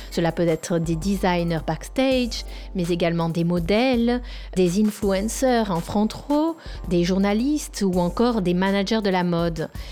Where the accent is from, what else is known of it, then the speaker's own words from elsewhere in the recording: France; now in Rome, Italy; Je vis à Rome, je suis française